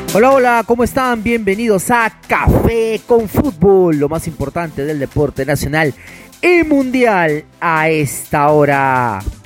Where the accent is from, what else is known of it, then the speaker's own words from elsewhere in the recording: Peru; como hinchar peruano